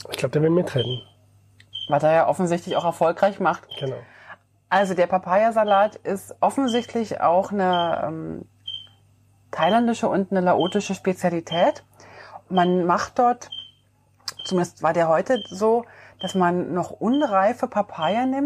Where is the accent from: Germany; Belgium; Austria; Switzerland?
Switzerland; Also ich als Schweizer